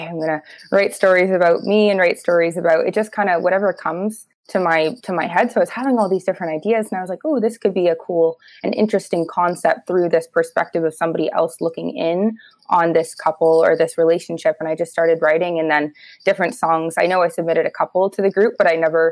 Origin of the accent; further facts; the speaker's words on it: Toronto, Ontario, Canada; I grew up in Toronto